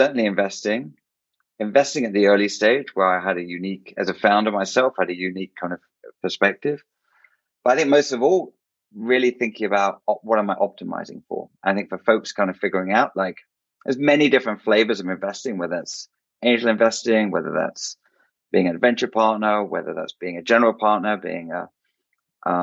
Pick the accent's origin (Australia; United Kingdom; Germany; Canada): United Kingdom; England; moved away as an adult; now in United States; I was born in England. So lived in the UK till my late 20s